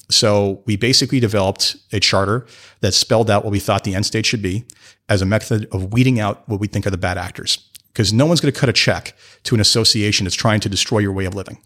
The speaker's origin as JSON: {"language": "English", "country": "Canada", "said": "I am from Canada"}